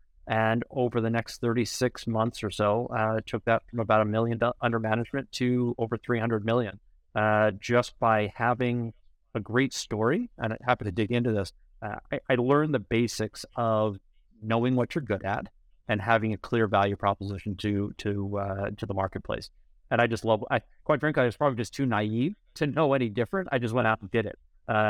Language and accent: English; New York, United States; So I grew up in New York on the North Shore of Long Island, and I escaped without the accent